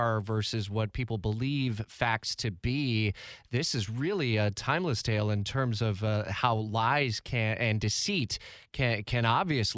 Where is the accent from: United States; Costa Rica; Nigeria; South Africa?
United States; Detroit, Michigan; now in Jacksonville, United States; my hometown of Metro Detroit